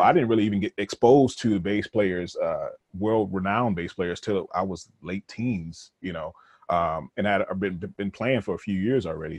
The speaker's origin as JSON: {"language": "English", "town": "Rochester", "region": "New York", "country": "United States", "tie": "born or raised there", "also_born_or_lived": "Connecticut", "said": "I was born in Connecticut. It wasn't, you know, I didn't really grow up there, but my father's from Connecticut. And then I end up, we end up moving to New York"}